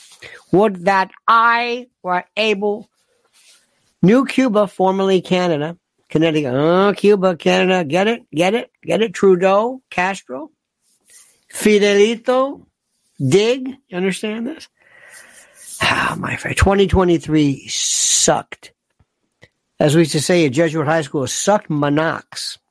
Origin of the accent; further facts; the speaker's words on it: Manchester, North West England, United Kingdom; Yes, I'm from Ermston, Manchester, near Old Trafford.